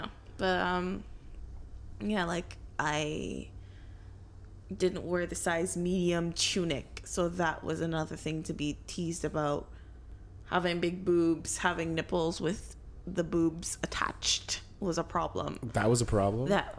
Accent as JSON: {"language": "English", "country": "Barbados", "said": "Fighting, boy. I'm 22. I'm from Barbados."}